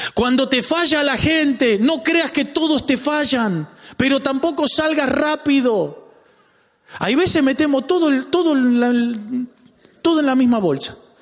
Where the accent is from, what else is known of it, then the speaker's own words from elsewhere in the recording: Lanús, Buenos Aires Province, Argentina; ¿Y de dónde sos? De Lanús